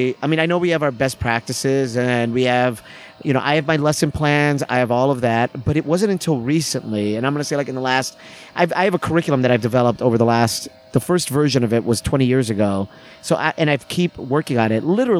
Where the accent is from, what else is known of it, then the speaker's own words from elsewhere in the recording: United States; And again, me being American improviser